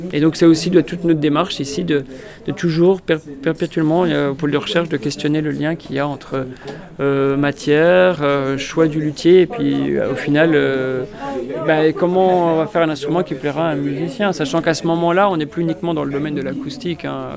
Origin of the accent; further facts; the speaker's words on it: Montbéliard area, Bourgogne-Franche-Comté, France; moved away; Pont de Roide, à côté de ma région, enfin dans ma région d'origine